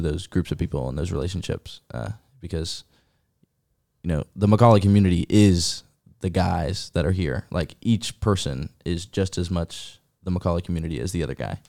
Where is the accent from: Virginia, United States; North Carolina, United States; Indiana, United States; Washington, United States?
Virginia, United States; Roanoke; I'm from Roanoke, Virginia